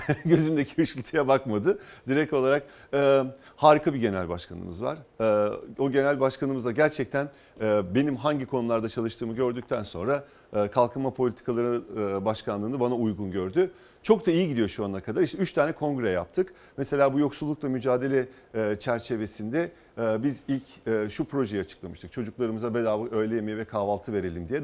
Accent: İzmir, Turkey; ben İzmirliyim.

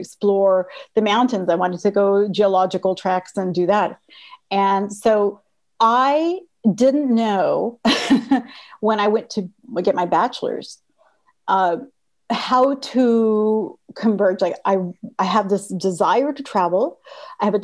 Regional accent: Texas–Mexico border, United States; moved away; I grew up on the border of Texas and Mexico, and we were pretty poor

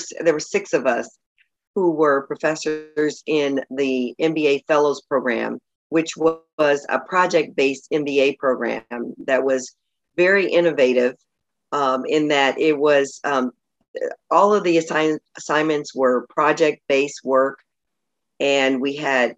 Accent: St. Louis, Missouri, United States; moved away as an adult; now in Los Angeles, United States; grew up in St. Louis, but I moved to Los Angeles right after college. So I consider LA home.

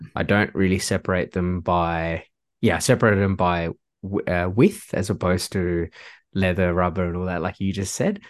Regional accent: Singapore; moved away; I'm originally from Singapore

